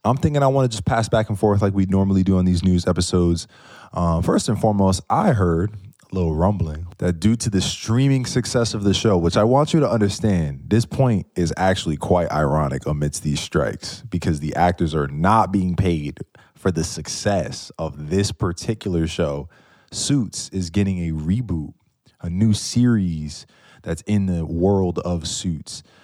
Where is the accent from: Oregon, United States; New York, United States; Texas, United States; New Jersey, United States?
New York, United States; I'm from New York